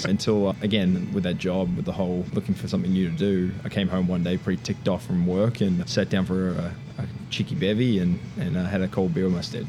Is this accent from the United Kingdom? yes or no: no; Perth, Western Australia, Australia; accent: Australian; moved away as an adult; also born or lived in Orewa, New Zealand; now in Charlotte, United States; we went to Perth and I lived there since I was 11. I was 10. And then I came over to the States in 2009 for school, went to Chapel Hill, go Heels, and then went back after graduating, lived back in Perth for 2 years, and then moved back to Charlotte in 2014.